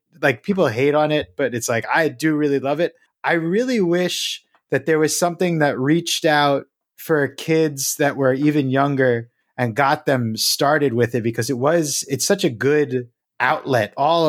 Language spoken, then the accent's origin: English; Philadelphia, Pennsylvania, United States; No, I am from the Philly area.